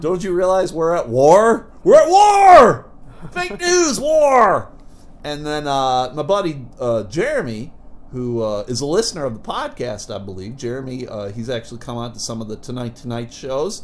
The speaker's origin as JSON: {"language": "English", "country": "United States", "tie": "born or raised there", "said": "I was born here. I was raised in America"}